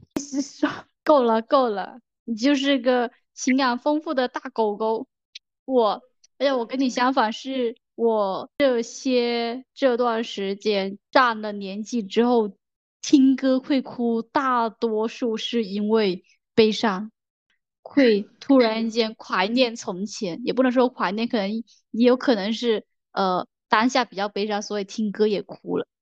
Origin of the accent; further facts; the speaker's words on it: Guangdong, China; 我是广东人哎，我是南方人